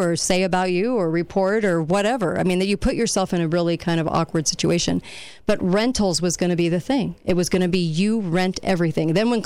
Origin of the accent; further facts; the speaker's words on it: California, United States; moved away; When I grew up in California, the only place we really went to go shoot was in Barstow, California